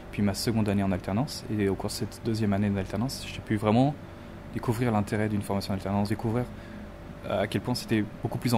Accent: Île-de-France, France; Moi, je suis région parisienne, mais vraiment du côté campagne, vraiment dans le sud de, Paris. Je, suis pas de Paris même.

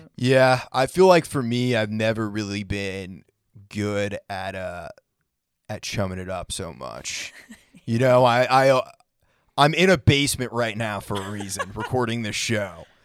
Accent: New England, United States; now in Nashville, United States; I grew up in New England

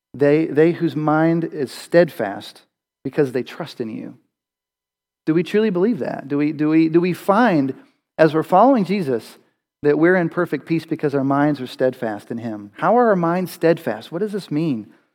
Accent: Western Pennsylvania, United States; I, I grew up in Western Pennsylvania

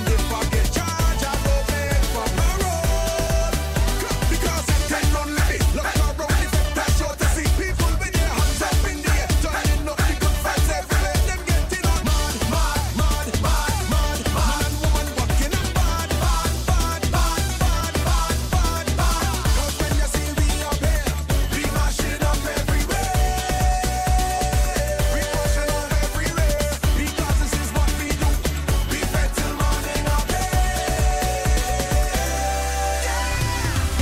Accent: Barbados; now in Maryland, United States; I am from Barbados. I am not going to forget my roots

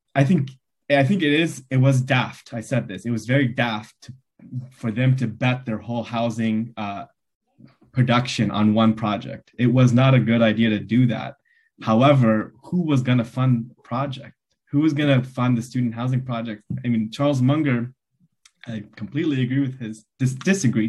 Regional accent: Los Angeles, California, United States; also born or lived in Glendale, California; now in Isla Vista, United States; I was born in Los Angeles, um, in Glendale, and I grew up in mid city, uh, Los Angeles

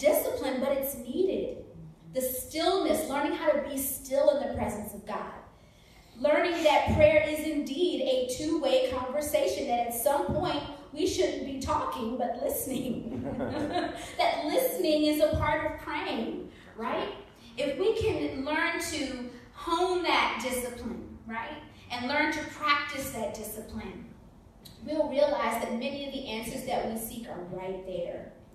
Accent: Maryland, United States; moved away as an adult; now in Seattle, United States; I am originally from Maryland. Yeah, so near the Washington, D.C. area, home of the best crab cakes

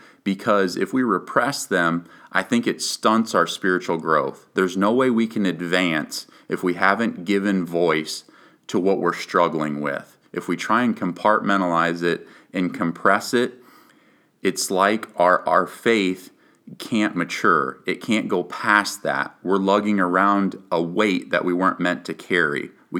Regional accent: Rhinebeck, New York, United States; the entire town of Rhinebeck, where we lived at the time, that's my hometown, rallied around us

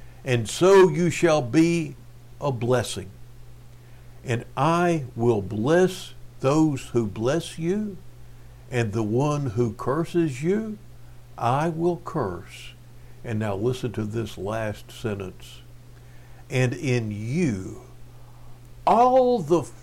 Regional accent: Cleveland, Texas, United States; moved away; back when I was a kid growing up in Cleveland, Texas

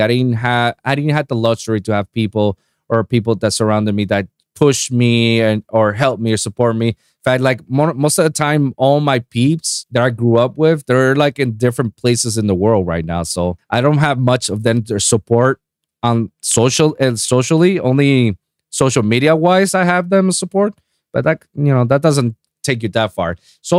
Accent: Puerto Rico; moved away; I came from Puerto Rico. I moved here, tried to be that aspiring producer

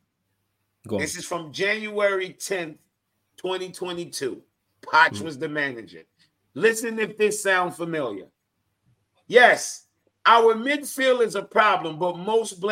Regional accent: Jamaica; I'm Jamaican

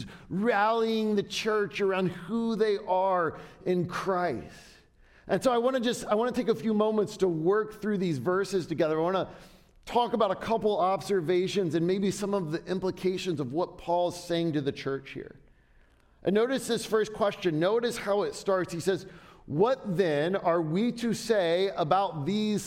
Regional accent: Southern Ohio, United States; When I was a kid in middle school, I grew up in Southern Ohio

